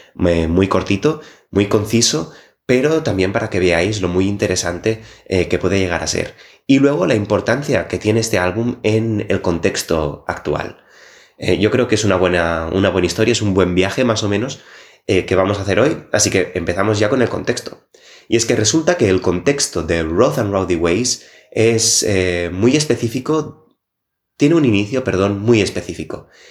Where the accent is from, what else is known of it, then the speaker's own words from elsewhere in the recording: Barcelona, Catalonia, Spain; now in Copenhagen, Denmark; yo vengo de Barcelona